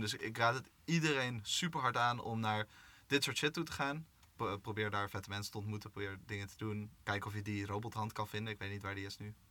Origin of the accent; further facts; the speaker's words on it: Amsterdam, North Holland, Netherlands; Ik kom uit Amsterdam.